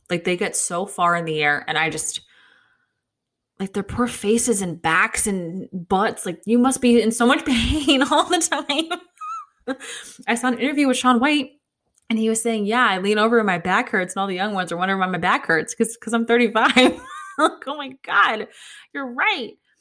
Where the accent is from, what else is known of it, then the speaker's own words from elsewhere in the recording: United States; an American